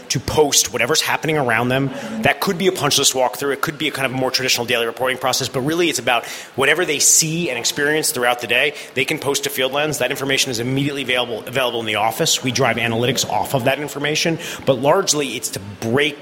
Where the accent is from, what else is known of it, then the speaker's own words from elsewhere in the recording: New York, United States; also born or lived in Chicago; I am born and raised in just outside of New York City.